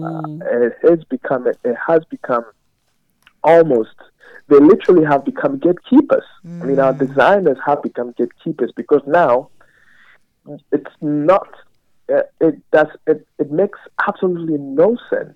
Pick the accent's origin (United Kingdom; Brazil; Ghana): Ghana; also born or lived in Cape Coast, Ghana; I am originally from Ghana